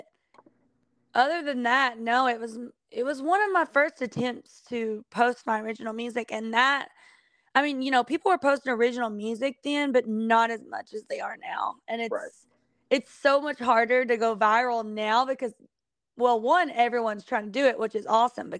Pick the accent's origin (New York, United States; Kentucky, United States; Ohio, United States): Kentucky, United States; moved away; She was from my hometown